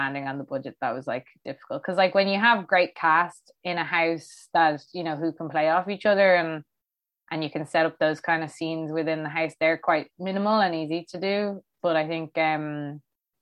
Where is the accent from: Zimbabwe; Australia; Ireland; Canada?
Ireland; Dublin, Leinster; I'm from Fairview.